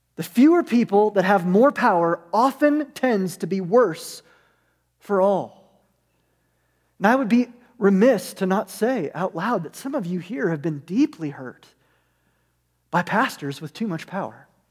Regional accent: United States; we're American

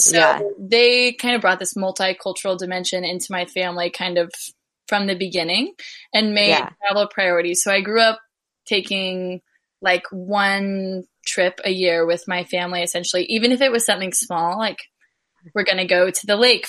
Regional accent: Jefferson City, Missouri, United States; also born or lived in St. Louis, Missouri; I was born and raised in Missouri, never really lived outside Missouri. I grew up here in Jeff and went to school in St. Louis.

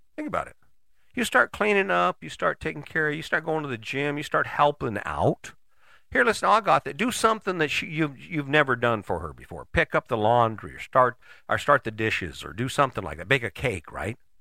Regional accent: United States; as an American

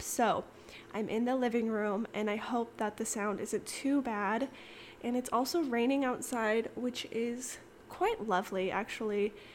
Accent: Kansas, United States; moved away as an adult; also born or lived in Arizona; now in Austin, United States; I was born in Kansas. I, I lived in Arizona for a few years, moved back to Kansas. And I basically lived in Kansas up until I moved

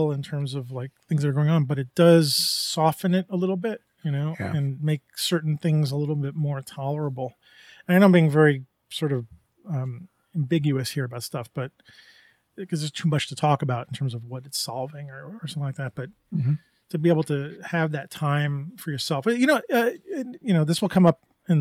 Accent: New York, United States; I grew up in New York

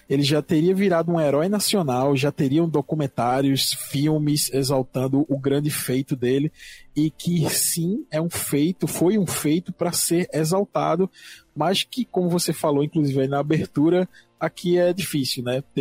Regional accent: Pernambuco, Brazil; Sou de Pernambuco, é, porém, eu nasci no interior, tá? Mas não tão interior assim. Eu nasci mais ou menos a 49 quilômetros do Recife

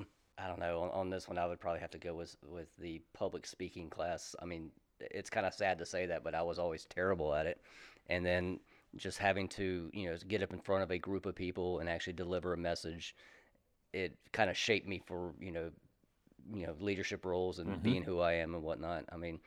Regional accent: Columbia, South Carolina, United States; moved away as an adult; also born or lived in Myrtle Beach, South Carolina; Yep, Columbia, South Carolina.

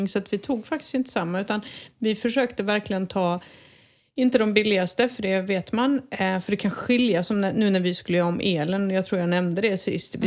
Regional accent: Sweden; now in Spain; jag som svensk

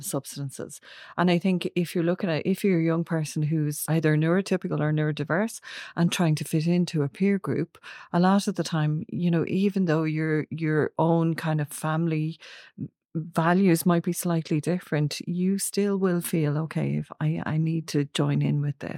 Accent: Ireland; we are in Ireland, we are an Irish culture

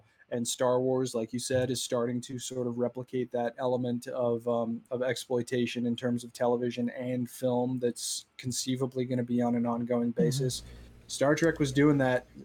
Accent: Southern California, United States; we grew up in Southern California.

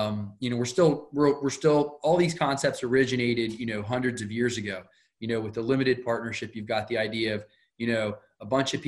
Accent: Wilmington, Delaware, United States; I'm from Wilmington, Delaware

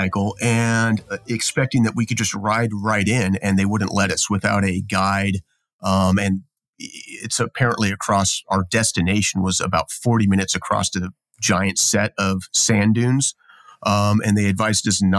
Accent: Los Angeles, California, United States; moved away; I am from Los Angeles, California.

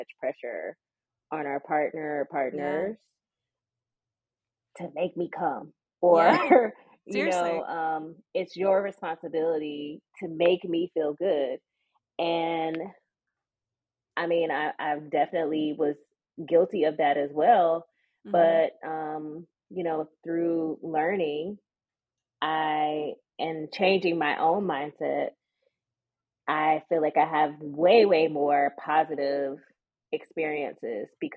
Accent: the South, United States; growing up in the South. And for me, I was a church girl

